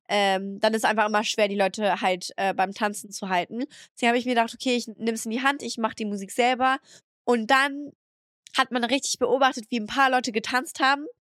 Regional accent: France; now in Germany; ich bin in meine Heimat angekommen

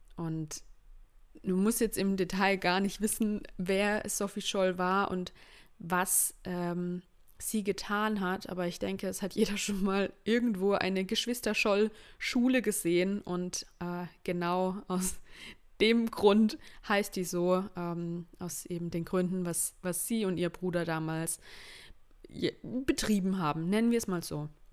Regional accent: schooled in Baden-Württemberg, Germany; Ich bin Deutsche. Ich bin in Deutschland geboren, meine Eltern sind in Deutschland geboren

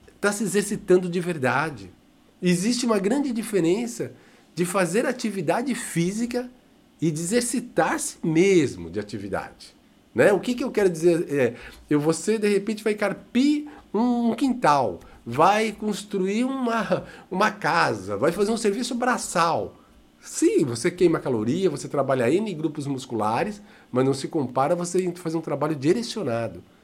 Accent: Brazil; neste nosso querido amado Brasil, somos brasileiros sim

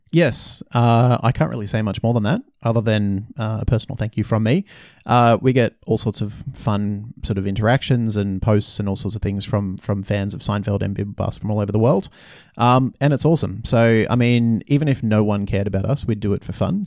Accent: Brisbane, Queensland, Australia; moved away; in Brisbane, my hometown

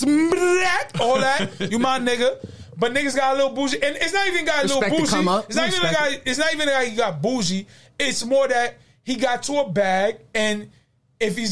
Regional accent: New York City, New York, United States; when I came up in Queens

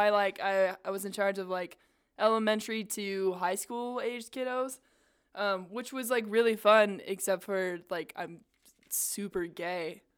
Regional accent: South Jordan, Utah, United States; I grew up in South Jordan

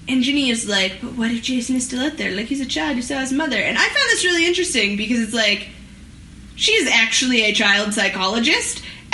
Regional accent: Canada; as a Canadian

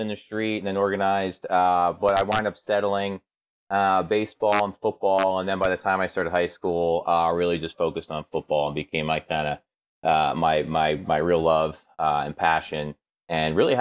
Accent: New York City, New York, United States; I'm from New York City, and was very, you know, right next to this building

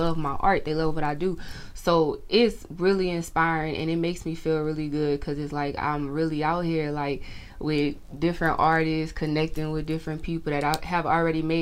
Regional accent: Opelousas, Louisiana, United States; I'm from Louisiana, Opelousas, Louisiana, to be exact

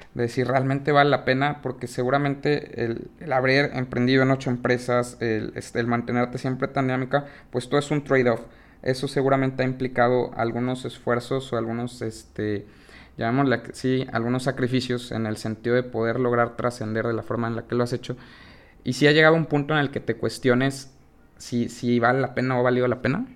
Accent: Mexico; como mexicanos

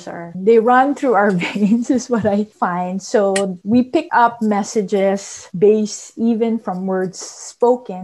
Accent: Philippines; now in United States; I grew up in the Philippines

